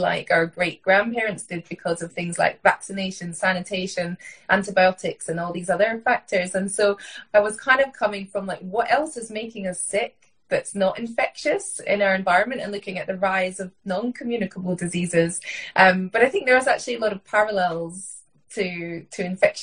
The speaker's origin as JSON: {"language": "English", "region": "Scotland", "country": "United Kingdom", "tie": "born or raised there", "said": "I grew up in Scotland, in rural Scotland on a farm"}